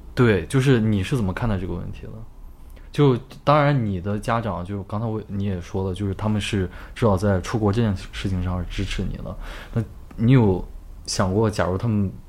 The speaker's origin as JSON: {"language": "Chinese", "country": "China", "moved": "yes", "said": "我们中国人"}